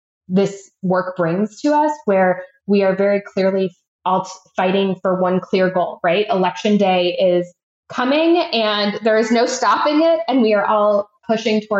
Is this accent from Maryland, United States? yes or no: no; Chicago, Illinois, United States; moved away as an adult; also born or lived in Florida / Washington, D.C.; now in Austin, United States; I am based in Austin, Texas, and I grew up in Chicago